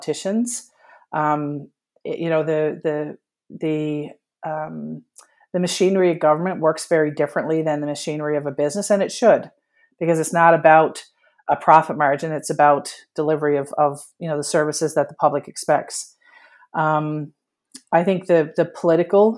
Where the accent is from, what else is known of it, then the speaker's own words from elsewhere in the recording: Newfoundland and Labrador, Canada; me, who was born and bred in Newfoundland and Labrador